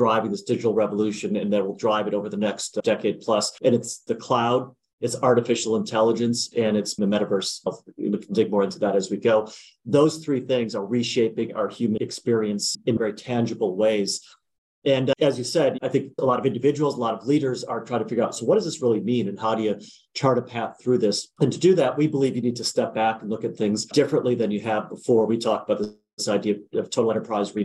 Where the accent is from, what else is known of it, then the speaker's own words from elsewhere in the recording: United States; also born or lived in Wisconsin / New Jersey; I grew up in Wisconsin and New Jersey, a little bit of a mix of both